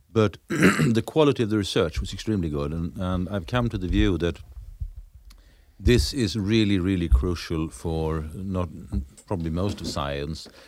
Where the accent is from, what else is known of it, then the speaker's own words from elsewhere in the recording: Lund, Skåne, Sweden; my hometown, in Lund